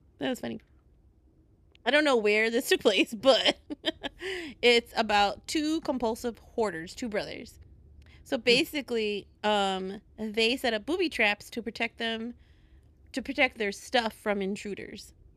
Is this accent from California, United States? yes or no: no; Chicago, Illinois, United States; accent: Chicago; my Chicago accent